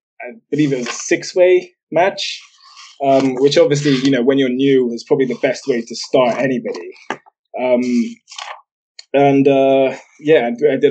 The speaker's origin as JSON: {"language": "English", "town": "Bristol", "region": "South West England", "country": "United Kingdom", "accent": "mongrel accent that nobody can quite place", "said": "I'm actually from Bristol in England."}